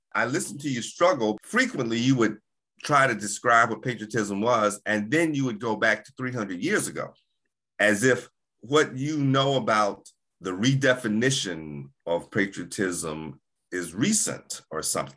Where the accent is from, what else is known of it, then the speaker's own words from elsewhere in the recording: United States; We had to prove that we were Americans.